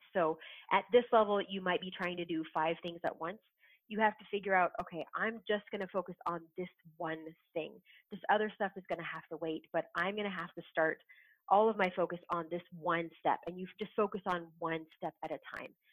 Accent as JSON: {"language": "English", "region": "Southern California", "country": "United States", "tie": "born or raised there", "moved": "as an adult", "lives_now": "Wisconsin, United States", "said": "I'm a Southern California girl. I was born and raised in SoCal"}